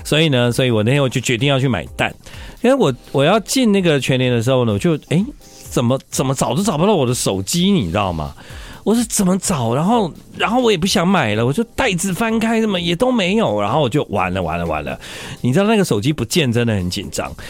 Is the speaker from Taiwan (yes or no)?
yes; Taiwan; 我们台湾人的广东话突然变很好